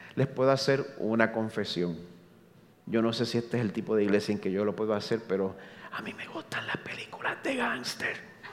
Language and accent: Spanish; Carolina, Puerto Rico; moved away as an adult; now in Orlando, United States; nacido y criado aquí en Puerto Rico, en Carolina